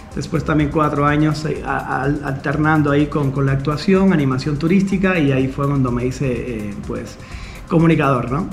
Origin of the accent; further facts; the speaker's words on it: Cuba; moved away as an adult; also born or lived in Havana, Cuba; now in Mexico; yo nací en Cuba, nací en Cuba, nací en La Habana, a los dos años me enviaron para un pueblo que se llama Hawái Grande